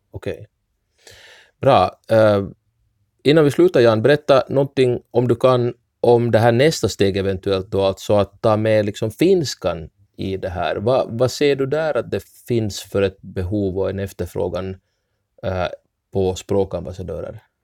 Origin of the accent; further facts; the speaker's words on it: Ostrobothnia, Finland; first language Swedish; Som enspråkigt svensk österbottning som har lärt mig finska ganska sent i livet